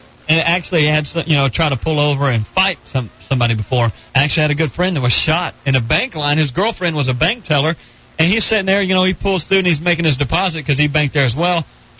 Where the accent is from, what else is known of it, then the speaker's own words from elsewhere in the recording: Arkansas, United States; This was in Arkansas, in my hometown.